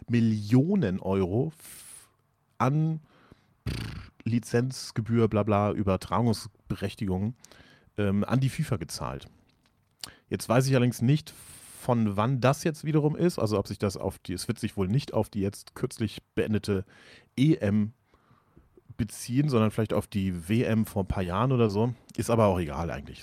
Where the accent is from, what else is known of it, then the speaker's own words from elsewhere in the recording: Germany; als Deutscher